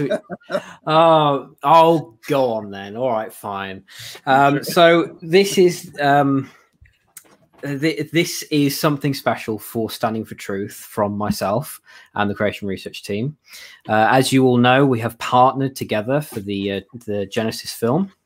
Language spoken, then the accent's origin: English; United Kingdom; I'm British